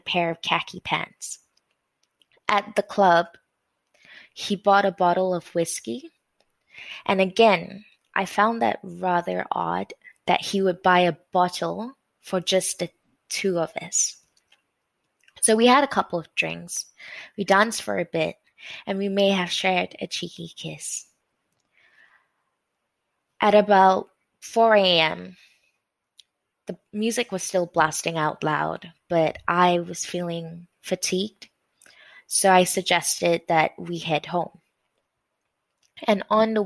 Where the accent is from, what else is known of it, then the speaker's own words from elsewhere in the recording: Malaysia; I grew up in Malaysia